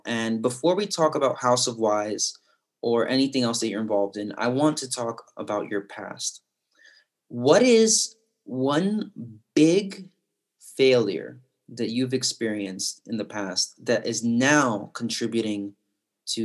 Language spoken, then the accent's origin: English; New York City, New York, United States; now in South Africa; I'm originally from New York City. I'm currently in South Africa, and I'm thinking about changing sceneries as soon as I get back to the States.